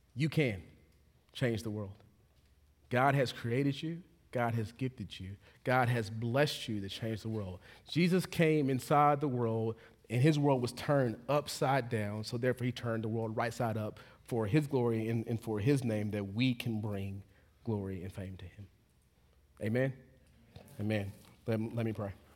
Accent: Texas, United States; now in Charlotte, United States; I'm from Texas

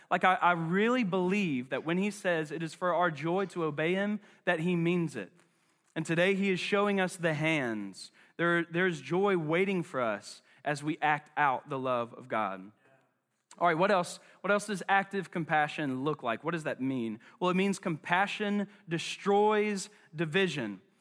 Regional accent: Charlotte, North Carolina, United States; I'm from West Charlotte. Um, and not only am I from West Charlotte, but West Charlotte is in my blood

